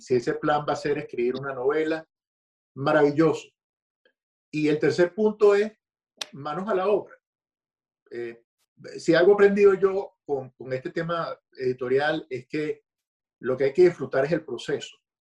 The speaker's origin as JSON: {"language": "Spanish", "town": "Caracas", "region": "Capital District", "country": "Venezuela", "tie": "born or raised there", "moved": "as an adult", "said": "yo soy nacido en Caracas, eh, Venezuela, crecí en Caracas"}